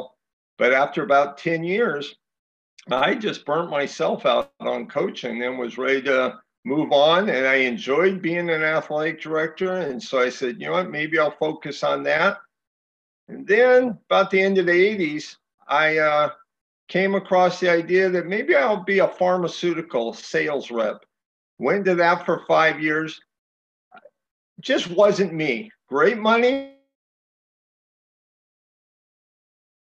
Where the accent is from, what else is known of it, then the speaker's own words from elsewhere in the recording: Pico Rivera, California, United States; I grew up in Pico Rivera, California, about 20 minutes outside of Los Angeles